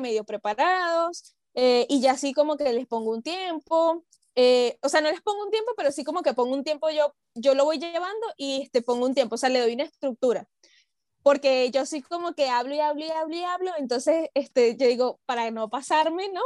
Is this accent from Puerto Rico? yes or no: no; Venezuela; now in Peru; siendo venezolana